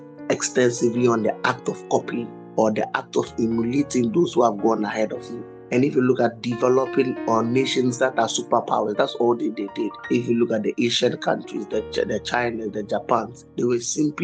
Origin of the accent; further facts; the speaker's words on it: Ghana; I'm a Ghanaian